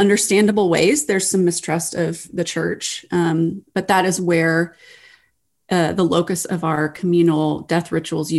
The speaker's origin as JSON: {"language": "English", "region": "Texas", "country": "United States", "tie": "born or raised there", "moved": "yes", "lives_now": "Ohio, United States", "said": "I live in Ohio. I grew up in Texas, so I'm not with my family of origin"}